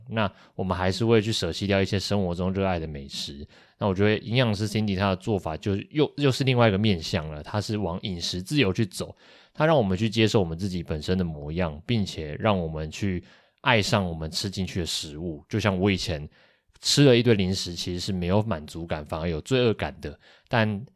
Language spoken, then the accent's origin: Chinese; Kaohsiung, Taiwan; 我们两个都是高雄人